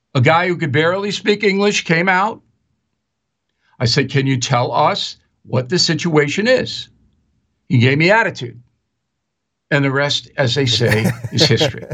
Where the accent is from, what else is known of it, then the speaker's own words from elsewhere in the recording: Long Island, New York, United States; I'm an Irish guy from Long Island